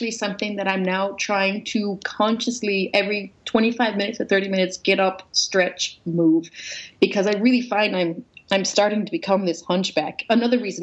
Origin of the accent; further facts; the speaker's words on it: Newfoundland and Labrador, Canada; I was raised Roman Catholic in Newfoundland